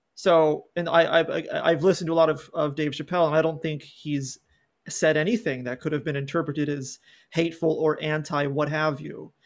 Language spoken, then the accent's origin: English; California, United States; also born or lived in San Diego; I grew up in California, I live in San Diego